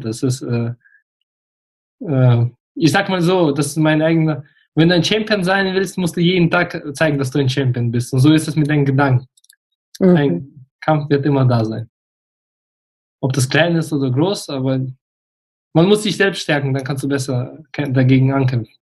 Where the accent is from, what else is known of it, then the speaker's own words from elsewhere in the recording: Russia; moved away; ich bin in Russland geboren. Ich gehöre zu der Generation der Deutsch-Russen